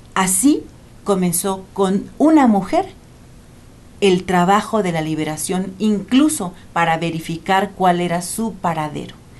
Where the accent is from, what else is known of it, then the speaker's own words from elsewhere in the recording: Eloxochitlán de Flores Magón, Oaxaca, Mexico; mi pueblo